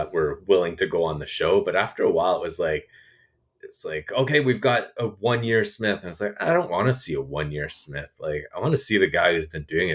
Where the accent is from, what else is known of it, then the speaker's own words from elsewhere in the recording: Canada; as a Canadian